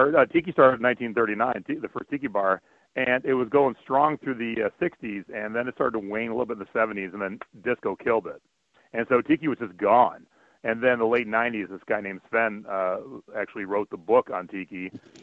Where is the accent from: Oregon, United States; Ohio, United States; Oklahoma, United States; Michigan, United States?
Ohio, United States; Cleveland; moved away as an adult; also born or lived in Long Beach, California; my wife and I grew up in Cleveland